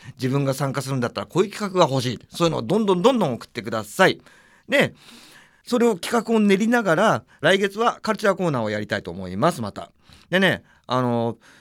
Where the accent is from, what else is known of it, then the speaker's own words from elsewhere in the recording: Tokyo, Japan; 俺は東京生まれ東京育ちなんですよ